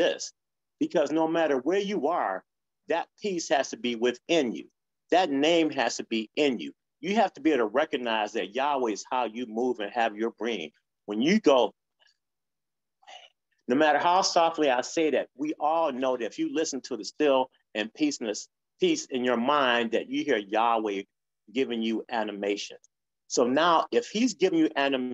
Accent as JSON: {"language": "English", "town": "Detroit", "region": "Michigan", "country": "United States", "tie": "born or raised there", "said": "I grew up in Detroit"}